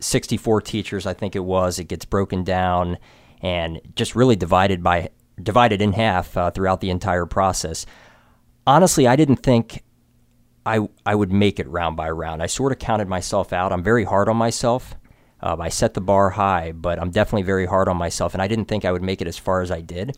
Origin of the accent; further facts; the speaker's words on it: Frederick, Maryland, United States; Born and raised in Frederick, Maryland.